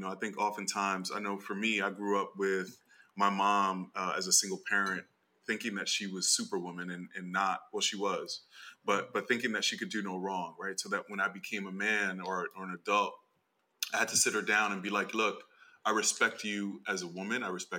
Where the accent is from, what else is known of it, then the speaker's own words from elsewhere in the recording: United States; also born or lived in Brooklyn; I was born here and my family is Dominican.